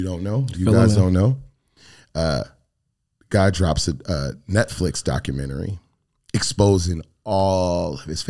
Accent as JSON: {"language": "English", "region": "Michigan", "country": "United States", "tie": "born or raised there", "moved": "yes", "lives_now": "Arizona, United States", "said": "growing up in Michigan, there was, you know, being African-American"}